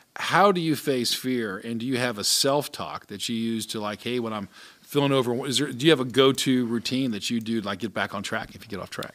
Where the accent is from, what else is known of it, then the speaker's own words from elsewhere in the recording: Atlanta, Georgia, United States; I grew up in Atlanta